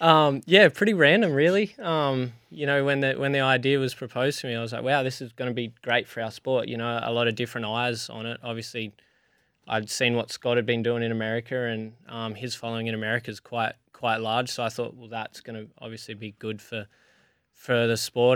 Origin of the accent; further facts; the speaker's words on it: Alice Springs, Northern Territory, Australia; I grew up in Alice Springs racing go-karts